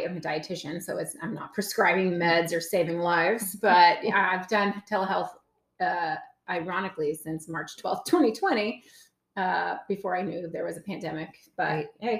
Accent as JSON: {"language": "English", "area": "the South", "region": "Tennessee", "country": "United States", "moved": "yes", "lives_now": "Seattle, United States", "said": "I'm from the South."}